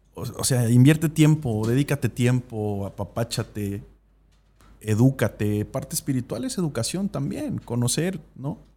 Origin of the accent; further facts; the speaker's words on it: Mexico; Tuve una, educación cristiana convencional, como muchos mexicanos.